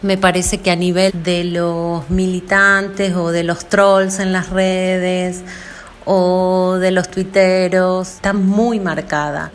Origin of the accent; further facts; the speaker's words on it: Jujuy, Argentina; soy jujeña